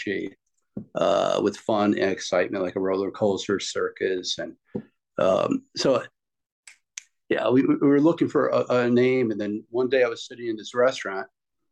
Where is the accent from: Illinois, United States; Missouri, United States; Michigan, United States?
Illinois, United States; Chicago; we're from the Chicago area